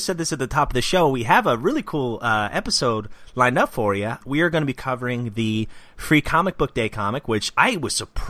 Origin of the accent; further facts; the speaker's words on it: Robbinsville, United States; moved away; one of the last times I went back to my old town in Robbinsville